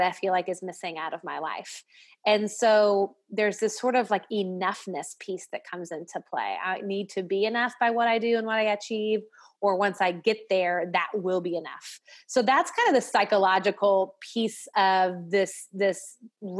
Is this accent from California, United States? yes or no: no; Nashville, Tennessee, United States; I'm from the South, I'm from Nashville